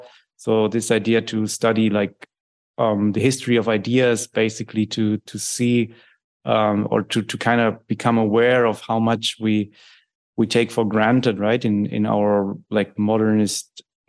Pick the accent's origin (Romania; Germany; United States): Germany; English is a second language; And since I grew up in Germany, you know, very much in the in this milieu, you know, that was shaped and shaping these things, I'm very interested in that kind of thing.